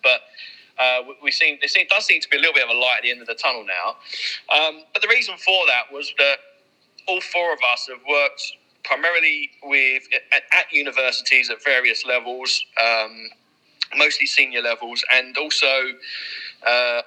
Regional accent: Leytonstone, London, United Kingdom; moved away; also born or lived in Whipps Cross; I was born in Whipscross, grew up in Leytonstone.

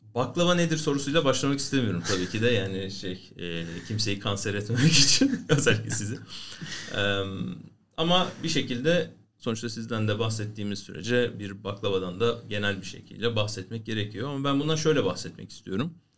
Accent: Istanbul, Turkey; benim de çocukluğum bütün doğumam büyümem İstanbul'da geçtiği için

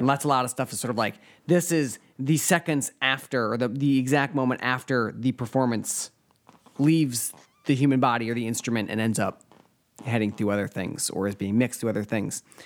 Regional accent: Rhode Island, United States; I'm from Rhode Island

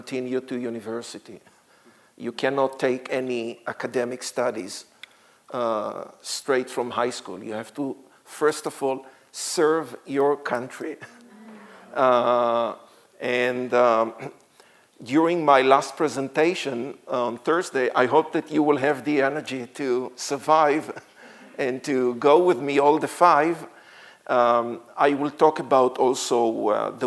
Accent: Israel; English is a second language; I was born in Israel and grew up in Israel. You can hear my accent.

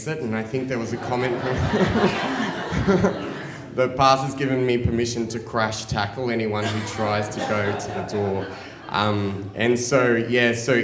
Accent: Australia; moved away as an adult; now in Nicaragua; I'm from Australia

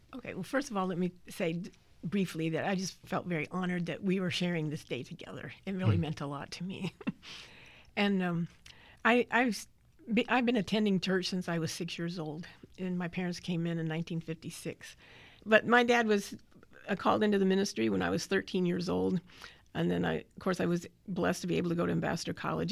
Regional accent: Southern California, United States; also born or lived in Big Sandy, Texas; I grew up in Southern California

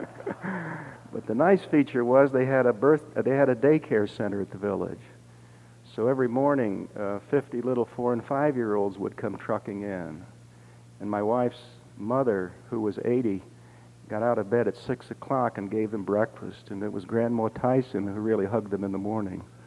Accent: Dayton, Ohio, United States; growing up in Dayton, Ohio

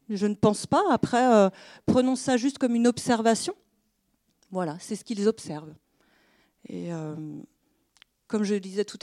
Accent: France; Alors, je ne suis pas étrangère, je suis française. Moi aussi, ça atteint mon cœur de petite française.

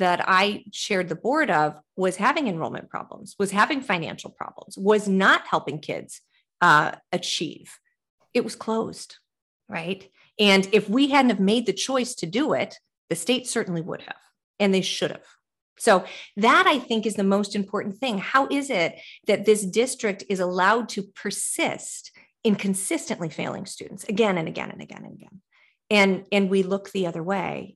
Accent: Midwest, United States; now in Boston, United States; I'm a Midwesterner by birth. So I say, you know, when I moved to Boston

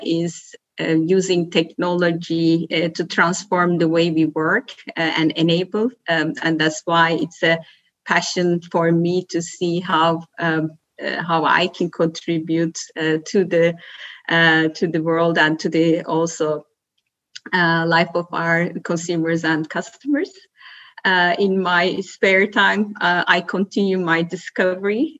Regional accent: Turkey; moved away as an adult; also born or lived in Belgium; now in Germany; I'm born and raised in Turkey, spent half of my life in my home country and the other half living in uh, living abroad in Belgium and Germany

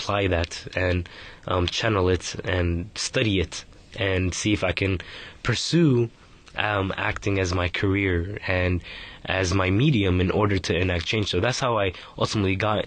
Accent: San Francisco, California, United States; I was born in San Francisco, California. I've been here most of my life.

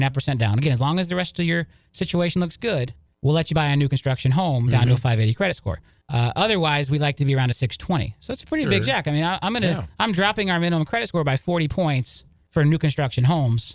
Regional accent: Lakeland, Florida, United States; moved away; I grew up in Lakeland. I went to high school in Lakeland. You know, Lakeland is my hometown

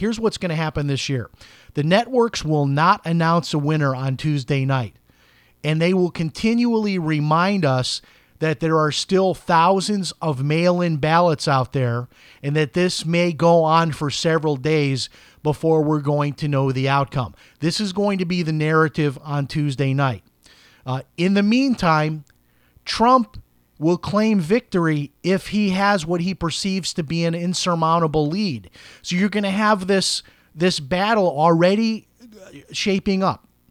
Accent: Chicago, Illinois, United States; I grew up in Chicago, a very political place

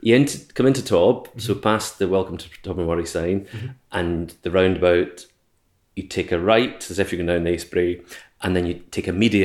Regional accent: Alexandria, Scotland, United Kingdom; born there; I was born in the Vale of Leven in Alexandria in 1972.

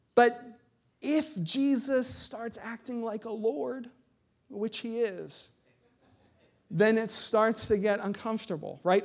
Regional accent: United States; as American Christians

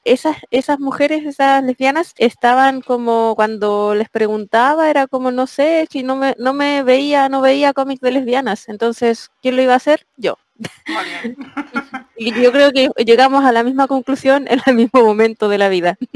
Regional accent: Chile; now in Spain; siempre en Chile, siempre, siempre, siempre abría los ojos

